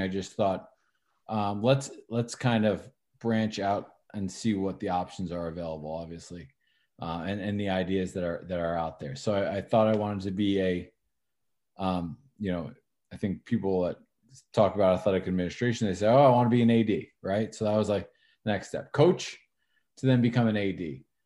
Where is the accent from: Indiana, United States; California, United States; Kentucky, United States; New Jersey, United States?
New Jersey, United States; Northern; I'm from Northern Jersey